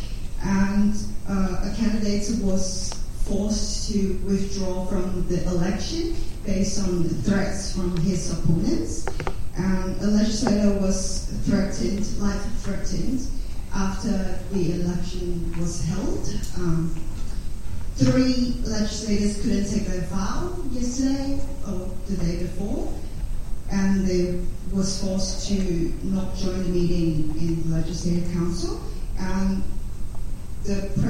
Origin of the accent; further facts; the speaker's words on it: Hong Kong; I was born and raised in Hong Kong.